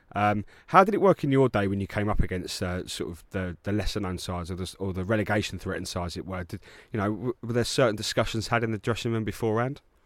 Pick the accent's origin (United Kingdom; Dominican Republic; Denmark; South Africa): United Kingdom; England; being English